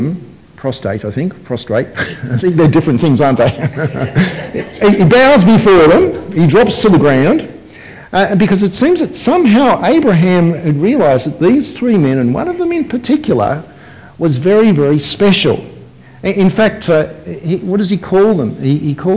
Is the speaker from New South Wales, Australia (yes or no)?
yes; Sydney, New South Wales, Australia; growing up in Sydney, I had friends who were whose families were Middle Eastern families